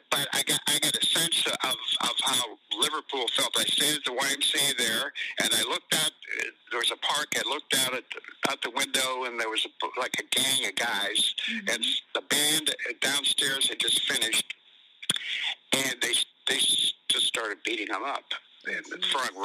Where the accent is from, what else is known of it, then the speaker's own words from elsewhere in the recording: Ireland; now in United States; Then I went to Ireland and went to my hometown, and I spent about a month there. Lived in a barn, and then came back to the States.